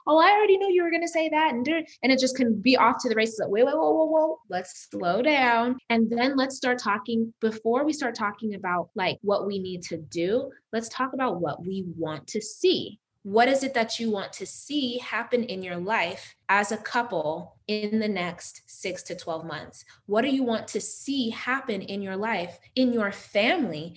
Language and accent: English; Las Vegas, Nevada, United States; also born or lived in Uganda; I'm from Uganda originally. So I was born in Uganda, but I was raised in Las Vegas.